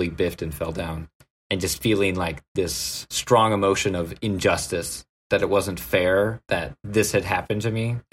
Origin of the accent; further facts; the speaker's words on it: Peace River Country, Alberta, Canada; also born or lived in Lethbridge, Alberta; I'm from north of Edmonton.